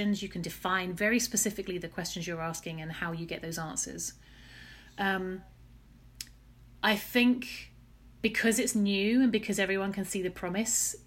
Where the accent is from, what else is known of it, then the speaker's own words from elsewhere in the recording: Chelmsford, East of England, United Kingdom; also born or lived in Oxford; I am an Essex girl and proud. I grew up in Chelmsford, Essex